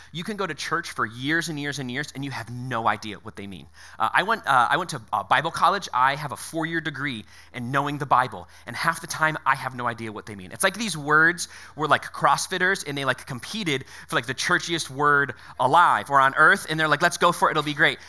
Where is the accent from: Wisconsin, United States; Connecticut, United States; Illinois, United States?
Connecticut, United States; moved away; I was born in Connecticut